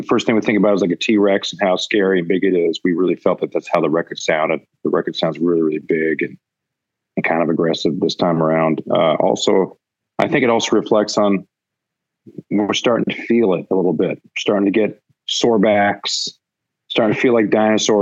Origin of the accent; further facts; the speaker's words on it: Vancouver, British Columbia, Canada; growing up in Vancouver